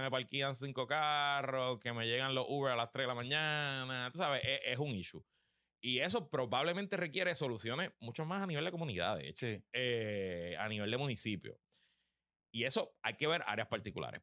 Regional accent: San Juan, Puerto Rico; first language Spanish; Yo me crié en Río Piedra

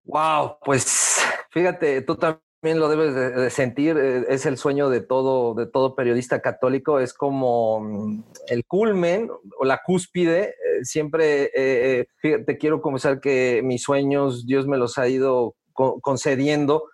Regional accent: Mexico City, Mexico; moved away as an adult; also born or lived in Toluca; now in Querétaro, Mexico; nazco en la Ciudad de México, aunque yo me considero 100% queretano

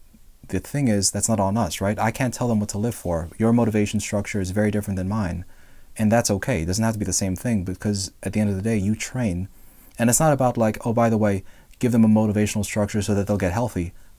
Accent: Philippines; If you didn't know, I'm Filipino.

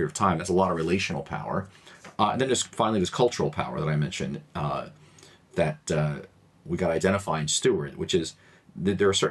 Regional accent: New York City, New York, United States; being an American born and raised here in a largely immigrant community, my neighborhood in Queens, New York here

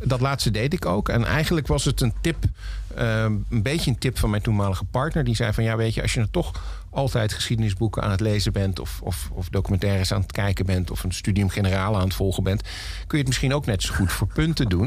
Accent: Heerlen, Limburg, Netherlands; moved away; also born or lived in Valkenburg; Ik ben geboren in Heerlen, maar mijn familie komt uit Valkenburg

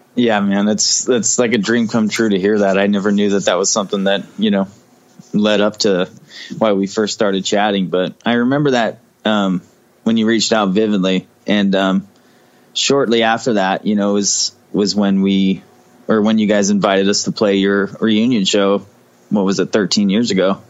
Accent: Portland, Oregon, United States; moved away as an adult; also born or lived in Fullerton, California; I was only there till I was about four years old, and then I moved up to Portland, Southwest Portland, with my mom, and then later on, my dad moved here, and I I was living here until I was probably 22 or 23.

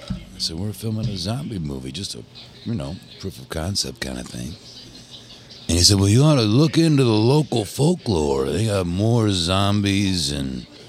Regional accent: Highland Park, Michigan, United States; moved away; Highland Park, Michigan, originally.

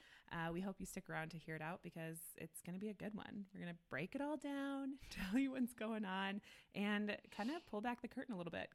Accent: Midwest, United States; now in Denver, United States; we're moms, we're from the Midwest, like we live in Denver

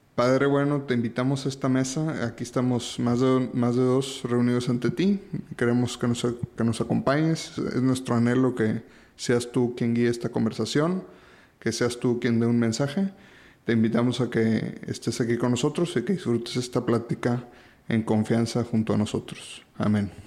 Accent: Monterrey, Nuevo León, Mexico; el programa de Chabelo nos traumó a todos los regios de chiquitos

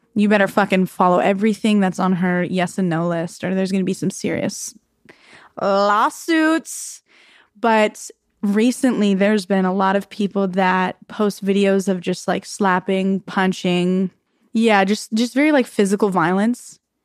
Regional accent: Arizona, United States; I grew up in Arizona

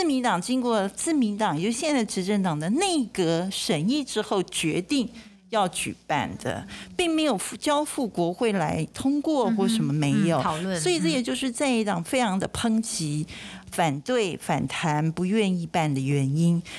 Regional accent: Taiwan; 那这是我们台湾人的看法。

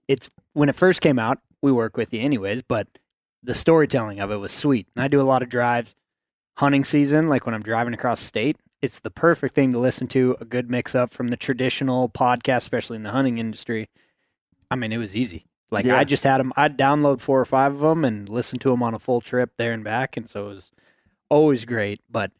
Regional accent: Missoula, Montana, United States; I was born and raised in Missoula, Montana

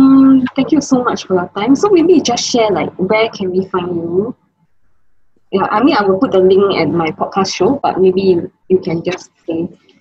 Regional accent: Singapore; I'm from Singapore and I'm able to like, interview lots of amazing entrepreneurs all around the world

